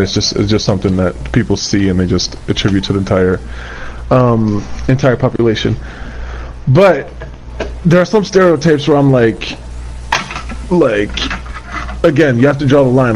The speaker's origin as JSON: {"language": "English", "country": "United States", "tie": "born or raised there", "also_born_or_lived": "Kurdistan, Iraq", "said": "I was raised in America"}